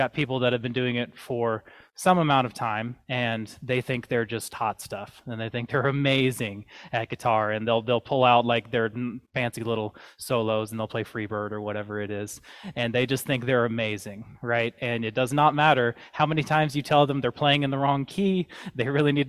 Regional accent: the South, United States; moved away; I grew up in the South

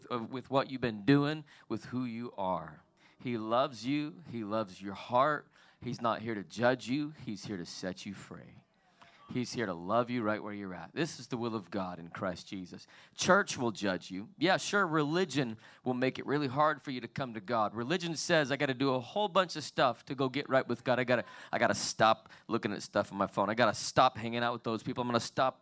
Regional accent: Salt Lake City, Utah, United States; I was born and raised in Salt Lake City, Utah

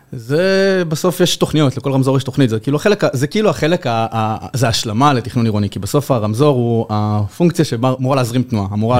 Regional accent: Yehud, Central District, Israel; אני באתי מיהוד, גדלתי ביהוד, שזה עיר פיצית, פחות מעשרה קילומטר מתל אביב

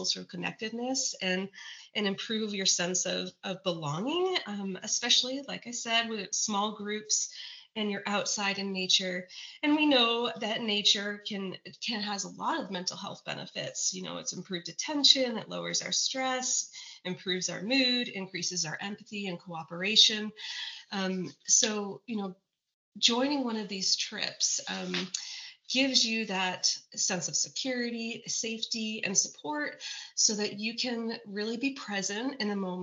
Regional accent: New Hampshire, United States; moved away as an adult; also born or lived in Montana; now in Fort Collins, United States; I grew up in New Hampshire where access to nature was really abundant

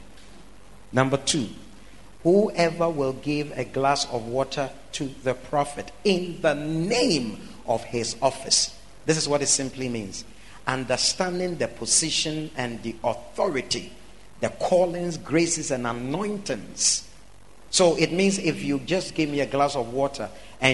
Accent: Ghana; moved away as an adult; also born or lived in Europe; I was born here in Ghana

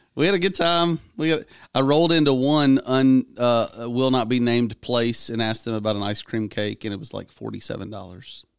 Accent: Clarksville, Tennessee, United States; my hometown

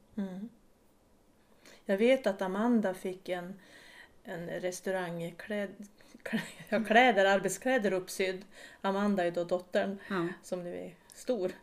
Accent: Vilhelmina, Västerbotten County, Sweden; moved away; jag är född och uppvuxen i Vilmina, flyttade runt lite i, i Sverige

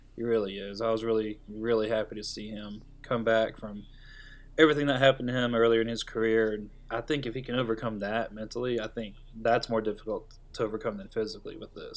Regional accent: Tennessee, United States; growing up in Tennessee

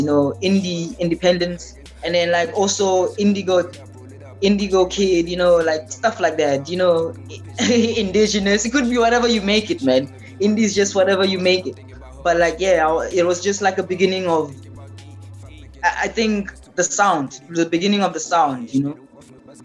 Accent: South Africa; as a South African musician

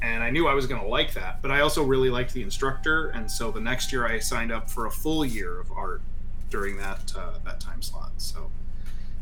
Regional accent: Flint, Michigan, United States; I grew up in Flint, Michigan

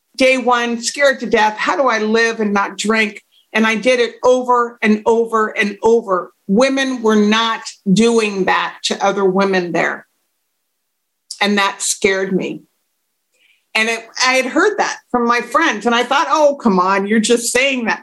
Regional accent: United States; moved away as an adult; also born or lived in Dublin, Ireland; I'm an American

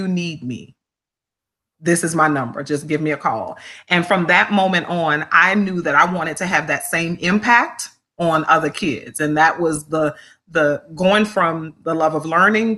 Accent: New Orleans, Louisiana, United States; Growing up in New Orleans, I'm number eight of eight kids

